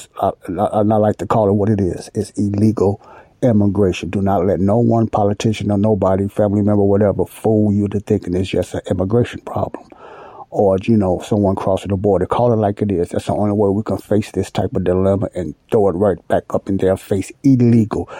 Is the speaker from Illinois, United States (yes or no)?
yes; Chicago, Illinois, United States; I was born and raised in Chicago, Illinois.